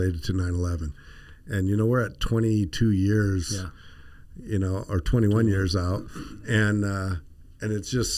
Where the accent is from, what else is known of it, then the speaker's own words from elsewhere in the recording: the Valley, Arizona, United States; I grew up here in the Valley